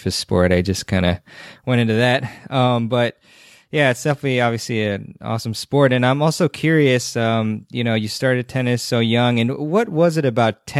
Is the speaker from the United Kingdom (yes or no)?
no; Maryland, United States; from Maryland, actually, which is my home state